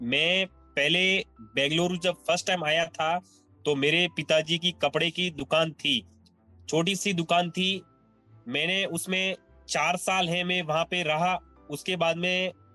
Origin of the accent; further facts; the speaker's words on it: Sanwara village near Ahore, Jalore district, Rajasthan, India; also born or lived in Takhatgarh, Pali district, Rajasthan; now in Bengaluru, India; मेरा जन्म जो है वो जालोर डिस्ट्रिक्ट के आहोर सिटी के पास छोटे से एक गांव में सनवाड़ा गांव में हुआ तो वो मेरा ननियाल है मैं बचपन से वहीं पे पला बड़ा